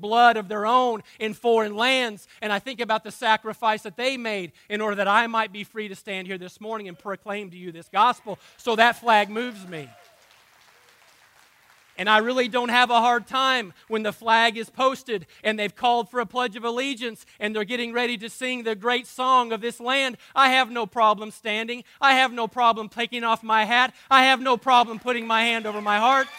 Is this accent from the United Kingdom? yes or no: no; United States; for those of us who live in this country